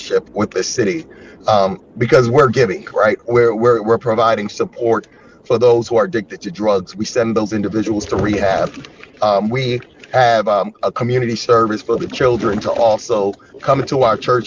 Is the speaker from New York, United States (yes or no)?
yes; Yonkers, New York, United States; moved away as an adult; now in Chicago, United States; I'm from a city called Yonkers.